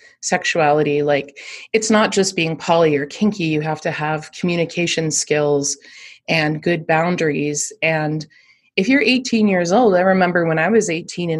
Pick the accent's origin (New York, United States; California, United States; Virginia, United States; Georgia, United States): California, United States; Berkeley; I grew up in Berkeley, California